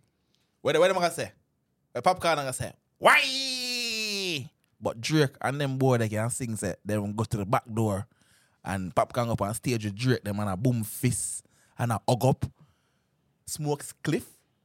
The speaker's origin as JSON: {"language": "English", "country": "Jamaica", "said": "Me as a Jamaican, I'm going to see them thing there. Jamaican, I say certain things where we can't say."}